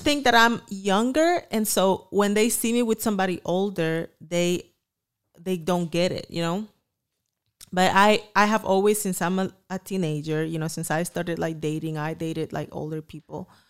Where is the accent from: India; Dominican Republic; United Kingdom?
Dominican Republic; moved away; I came from the Dominican Republic here for a better life